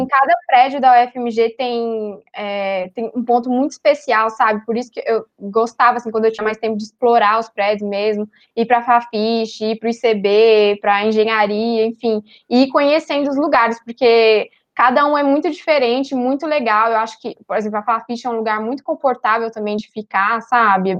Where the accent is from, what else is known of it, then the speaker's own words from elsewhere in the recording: São Paulo, Brazil; moved away as an adult; now in Belo Horizonte, Brazil; eu sou de São Paulo, capital